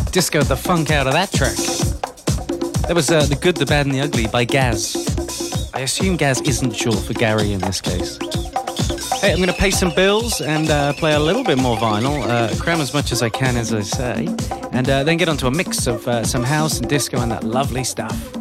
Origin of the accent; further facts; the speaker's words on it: Liverpool, North West England, United Kingdom; moved away; my hometown of Liverpool in the UK